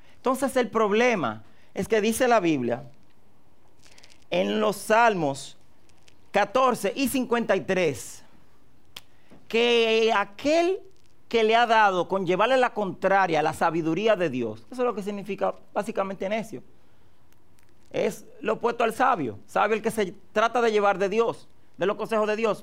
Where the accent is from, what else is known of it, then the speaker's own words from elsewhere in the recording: Dominican Republic; todo mi pueblo dominicano